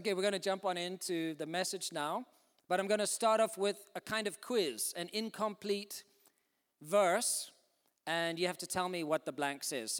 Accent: Zimbabwe; born there; also born or lived in South Africa; I was born in Zimbabwe in Africa. My parents are English and Irish. They went out there in the 60s to do mining and nursing. My brothers and I were born out there. Then I went to university in South Africa

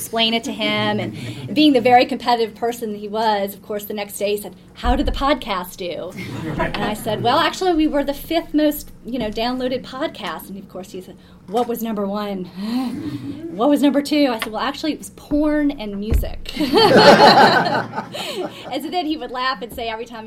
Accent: New Orleans, Louisiana, United States; moved away as an adult; also born or lived in Washington, D.C.; I grew up in New Orleans, Louisiana, where politics is sort of sport

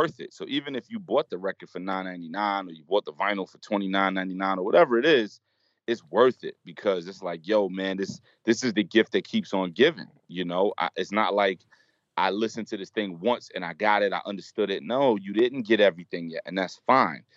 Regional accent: New York City, New York, United States; where I grew up in Brooklyn

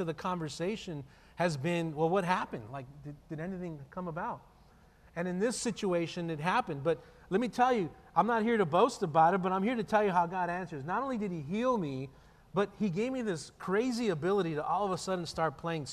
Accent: El Paso, Texas, United States; born and raised in El Paso, and I grew up in a really difficult circumstance

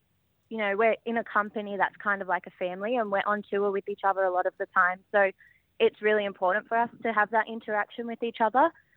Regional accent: Sydney, New South Wales, Australia; I'm a proud Wiradjuri woman born and raised on Dari country in Western Sydney

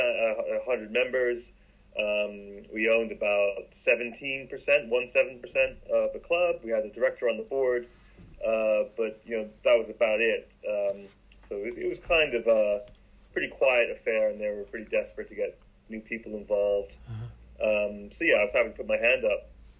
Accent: Bath, South West England, United Kingdom; moved away; also born or lived in London; I grew up in Bath

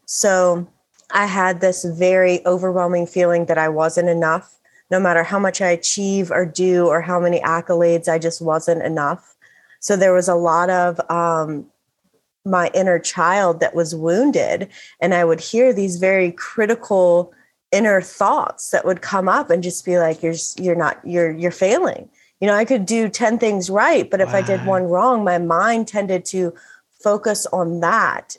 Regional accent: Bible Belt, the South, United States; The town, my hometown, is referred to as the buckle of the oh, Bible ah, Belt

